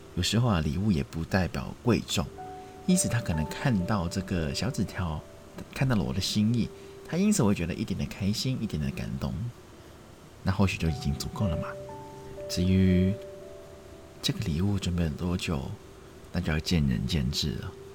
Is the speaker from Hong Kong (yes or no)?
yes; Hong Kong; 我们香港人都会叫它“暴龙歌”嘛